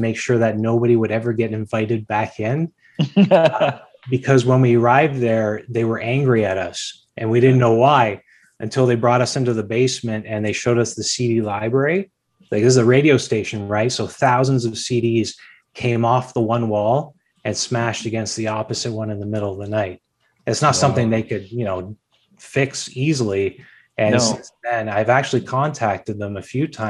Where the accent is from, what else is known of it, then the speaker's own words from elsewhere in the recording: Hamilton, Ontario, Canada; I'm born and raised here. I was raised in the East End. I currently live in the East End. You know, I'm a real Hamiltonian.